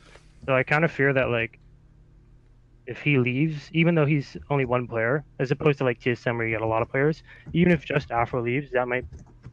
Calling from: British Columbia, Canada; I'm calling from British Columbia, Canada.

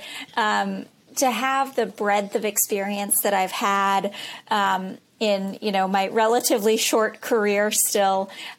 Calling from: Boston, Massachusetts, United States; I'm in Boston.

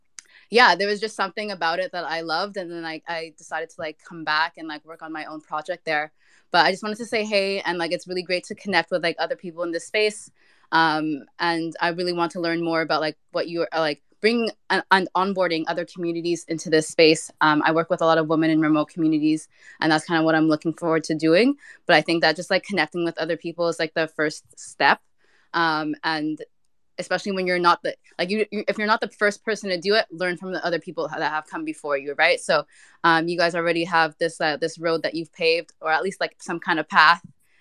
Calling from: Montreal, Quebec, Canada; also born or lived in Ghana; I'm tapping in from Montreal.

